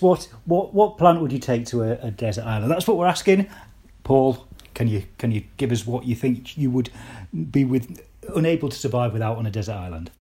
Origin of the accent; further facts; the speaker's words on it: Cumbria, North West England, United Kingdom; ask me if I'm a, I'm a Geordie, but I'm not. I'm from Cumbria.